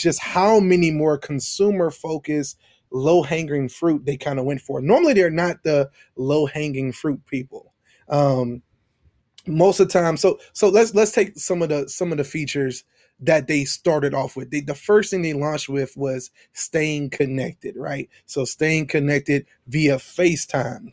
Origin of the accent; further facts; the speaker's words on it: Baton Rouge, Louisiana, United States; I am from Baton Rouge, Louisiana.